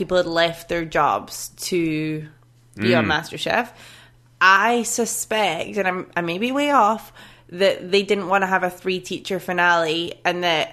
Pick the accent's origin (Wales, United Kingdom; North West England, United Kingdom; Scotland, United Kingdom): Scotland, United Kingdom; I'm Scottish